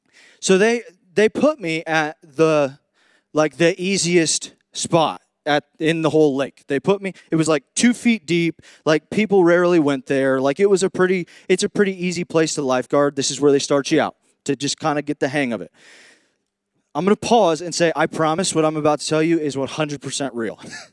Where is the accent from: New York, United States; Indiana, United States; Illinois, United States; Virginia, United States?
Indiana, United States; moved away; when I came down here from Indiana, from the Midwest, I kind of noticed that there's this thing called the redneck spectrum.